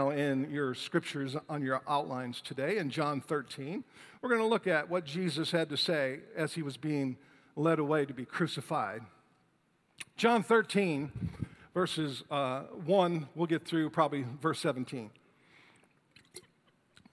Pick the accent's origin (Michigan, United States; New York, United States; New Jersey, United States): Michigan, United States; Detroit; Detroit, Michigan, my hometown